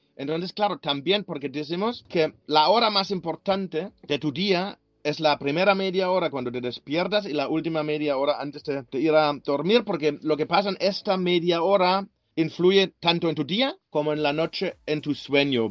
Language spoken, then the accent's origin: Spanish; Germany; Spanish is a second language; moved away as an adult; now in Barcelona, Spain; De Alemania, de Alemania.